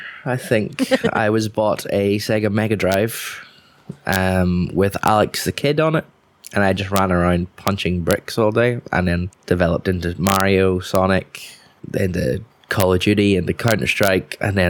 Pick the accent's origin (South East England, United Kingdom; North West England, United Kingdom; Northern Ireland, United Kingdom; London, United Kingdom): Northern Ireland, United Kingdom; Coleraine; now in Belfast, United Kingdom; I'm from the north coast of Northern Ireland, Coleraine, if you want to be super specific. But I also have been living in Belfast for the last 10 odd years. So my accent's a bit of a mess